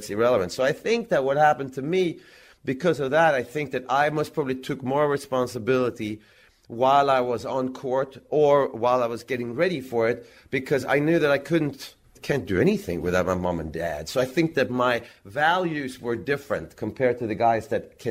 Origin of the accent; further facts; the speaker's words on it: Växjö, Kronoberg County, Sweden; in Växjö, in my hometown.